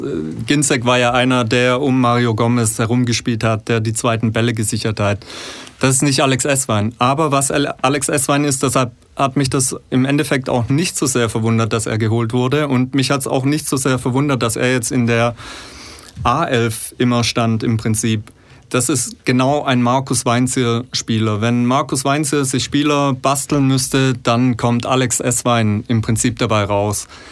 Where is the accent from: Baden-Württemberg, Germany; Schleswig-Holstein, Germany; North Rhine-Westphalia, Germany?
Baden-Württemberg, Germany; Fellbach; also born or lived in Bad Cannstatt, Stuttgart; komme aus dem schönen Schmieden, Stadtteil von Fellbach